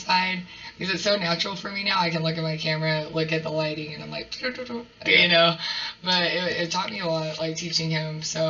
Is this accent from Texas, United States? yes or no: yes; Dalhart, Texas, United States; I grew up in Dalhart.